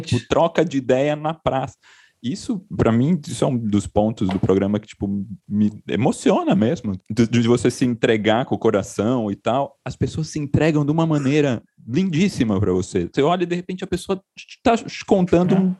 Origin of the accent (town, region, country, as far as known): Itu, São Paulo, Brazil; born or raised there; moved away as an adult; now in São Paulo, Brazil